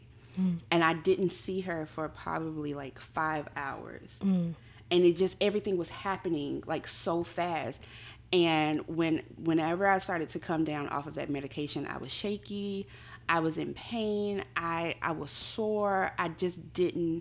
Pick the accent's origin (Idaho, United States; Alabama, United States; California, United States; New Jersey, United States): Alabama, United States; Mobile; I'm from Mobile, Alabama.